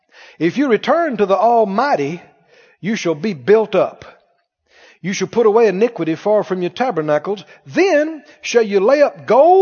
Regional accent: the South, United States; Growing up in the South, I heard this phrase, poor as Job's turkey.

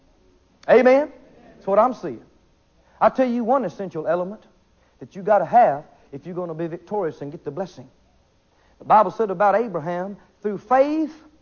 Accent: the South, United States; I'm from the South

